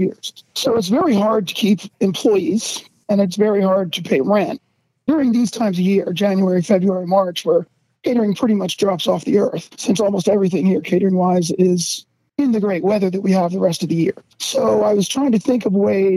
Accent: New Jersey, United States; now in Paso Robles, United States; I'm originally from South and Central Jersey, close to Philadelphia

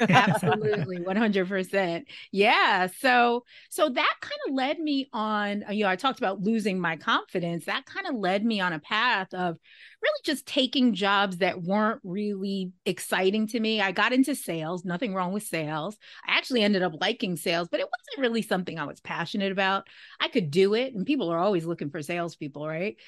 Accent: New York, United States; also born or lived in Syracuse, New York; I'm from New York, but that was in upstate New York

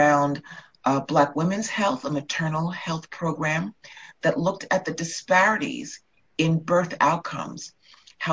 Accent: New York, United States; I grew up in New York

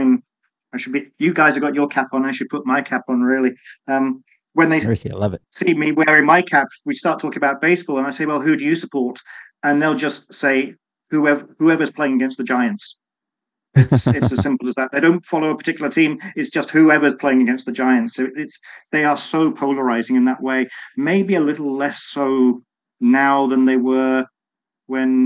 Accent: United Kingdom; being a Brit

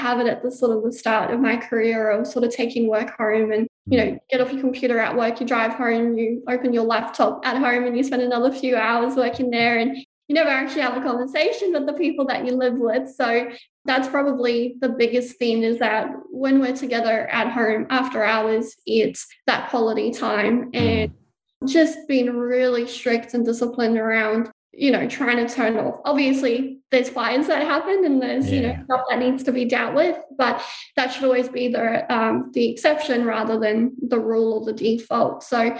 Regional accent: South Africa; now in Gold Coast, Australia; We immigrated from South Africa to Australia, just the four of us. So there's only four of us here in Australia on the Gold Coast, and we're very, very tight-knit.

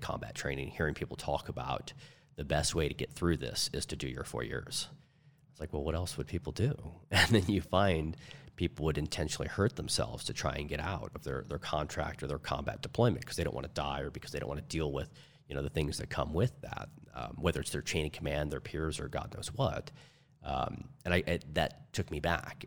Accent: St. Louis, Missouri, United States; now in Arizona, United States; I was raised in Saint Louis, Missouri, and there's all different flavors of people there. Now we're in Arizona

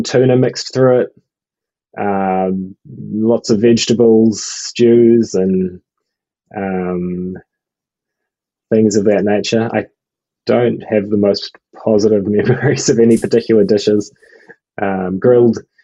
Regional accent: Auckland, New Zealand; accent: New Zealand accent, Kiwi accent; moved away as an adult; now in Melbourne, Australia; Grew up in Auckland, New Zealand, and then actually moved over to Australia about 5 years ago

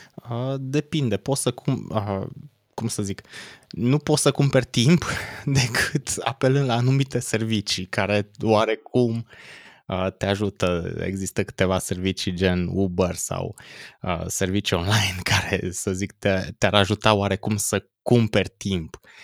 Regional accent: Cluj-Napoca, Cluj County, Romania; Cluj-Napoca, de unde sunt eu

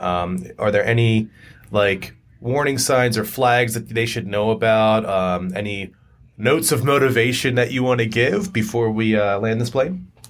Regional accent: York, Pennsylvania, United States; also born or lived in Harrisburg, Pennsylvania; I grew up in York, Harrisburg, Pennsylvania

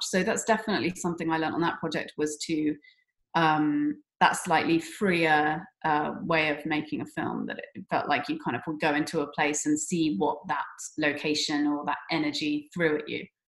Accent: Somerset, South West England, United Kingdom; we're, we're both from Somerset, which is in the, the West Country in England

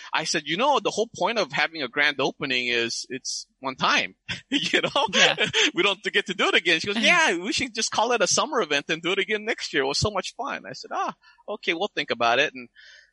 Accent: United States; I'm Korean American

